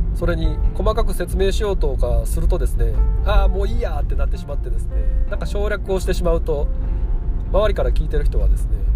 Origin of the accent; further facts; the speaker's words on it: Kyoto, Japan; accent: Kansai-ben; 出身も生まれも京都育ちも京都です